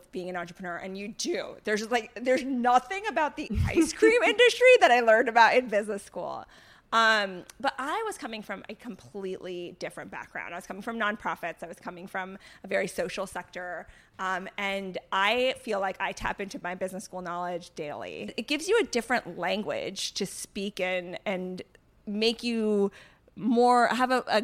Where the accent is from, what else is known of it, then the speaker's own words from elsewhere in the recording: North Carolina, United States; I grew up in North Carolina